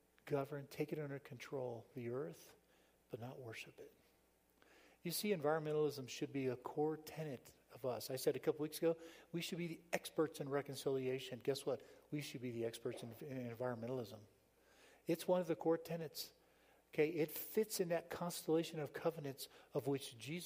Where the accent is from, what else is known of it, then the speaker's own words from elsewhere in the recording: South Florida, United States; moved away; I grew up in South Florida.